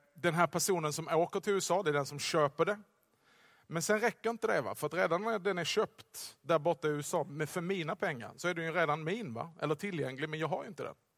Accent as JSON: {"language": "Swedish", "region": "Skåne", "country": "Sweden", "accent": "Scanian", "said": "jag talar skånska hela tiden, men extra skånska"}